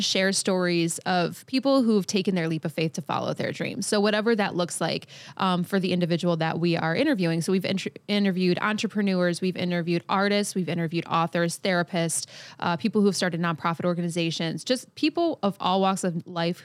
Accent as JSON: {"language": "English", "region": "Michigan", "country": "United States", "said": "I am a singer-songwriter from Michigan"}